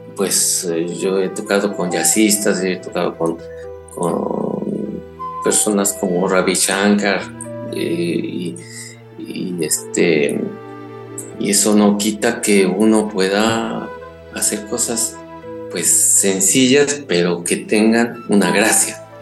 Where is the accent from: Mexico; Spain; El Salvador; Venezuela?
Mexico; first language Spanish; moved away; me siento muy mexicano y no siento que haya perdido un pelo de mexicano